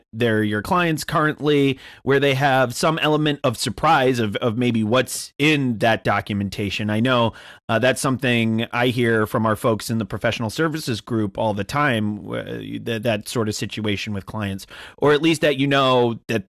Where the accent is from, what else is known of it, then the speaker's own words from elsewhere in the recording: New England, United States; I'm from New England. I'm indoctrinated.